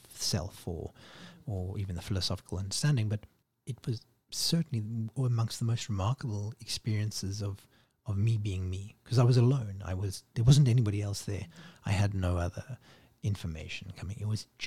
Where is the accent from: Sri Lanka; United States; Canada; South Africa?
South Africa; my house growing up in South Africa